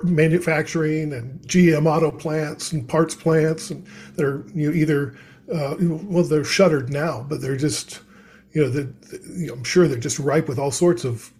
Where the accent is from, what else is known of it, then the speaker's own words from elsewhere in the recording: central Ohio, United States; also born or lived in Dayton, Ohio; I grew up in Ohio, central Ohio.